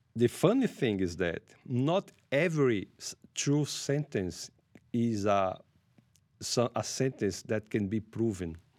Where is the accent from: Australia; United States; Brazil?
Brazil; I'm from Brazil. I lived there